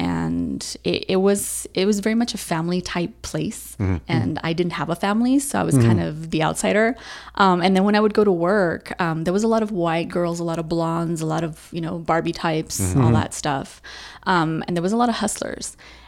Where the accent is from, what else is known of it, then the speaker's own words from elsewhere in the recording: El Paso, Texas, United States; also born or lived in Chandler, Arizona; Born and raised in El Paso.